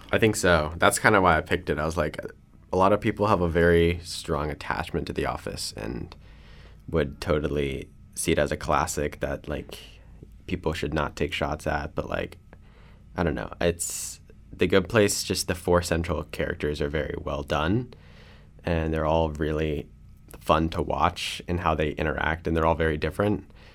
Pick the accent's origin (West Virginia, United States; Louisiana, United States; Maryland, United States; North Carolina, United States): North Carolina, United States; Kannapolis; I'm from Kannapolis, North Carolina, near Charlotte.